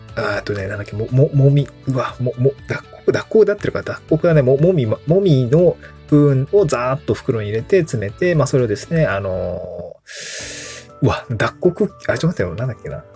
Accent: Niigata, Japan; also born or lived in Itabashi, Tokyo / Higashimurayama, Tokyo; now in Awaji Island, Japan; 僕の実家のある新潟

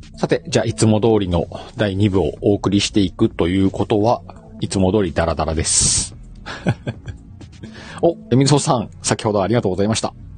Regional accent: Aomori, Japan; born or raised there

